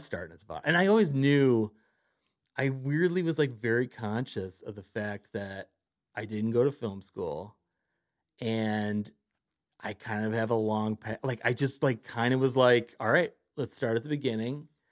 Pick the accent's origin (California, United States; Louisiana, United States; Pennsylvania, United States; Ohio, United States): Ohio, United States; Cleveland; moved away as an adult; also born or lived in New York City; now in Los Angeles, United States; I grew up in Cleveland